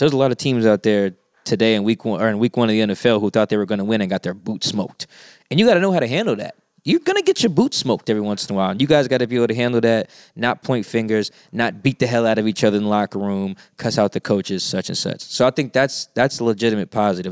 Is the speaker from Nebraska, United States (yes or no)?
no; Seattle, Washington, United States; I'm from Seattle. I'm from South Seattle